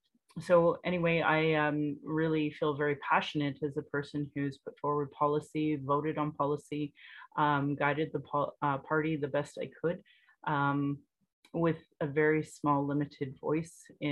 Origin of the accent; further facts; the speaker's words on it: Calgary, Alberta, Canada; I was born in Calgary or in Blackfoot Mokinstis … an English name which has afforded me privilege in an English colonial world. My mother is Northern Slavey Dene or Satu Dene